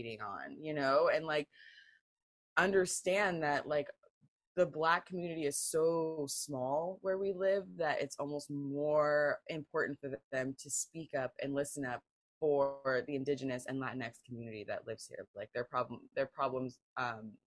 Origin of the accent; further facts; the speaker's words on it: Pacific Northwest, United States; I grew up in the Pacific Northwest